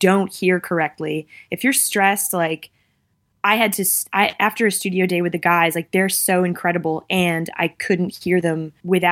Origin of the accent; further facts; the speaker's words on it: United States; moved away; also born or lived in Massachusetts / New York; I'm from Massachusetts and New York